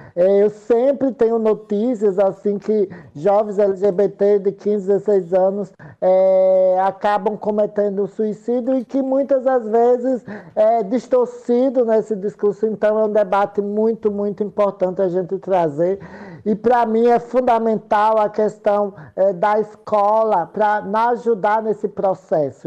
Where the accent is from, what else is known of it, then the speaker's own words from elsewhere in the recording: Santa Rosa de Lima, Sergipe, Brazil; eu sou de Santa Rosa de Lima, eu sou de um povoado chamado Canabrava